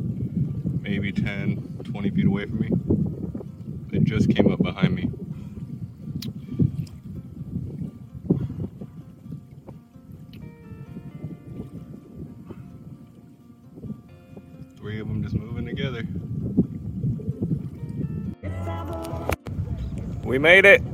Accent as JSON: {"language": "English", "region": "Florida", "country": "United States", "tie": "born or raised there", "said": "I'm born and raised in Florida"}